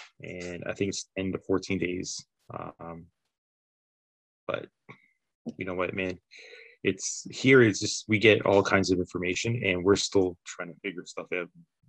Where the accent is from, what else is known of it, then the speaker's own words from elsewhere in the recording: Canada; Everybody you know, doesn't like us because we're, you know, Canadian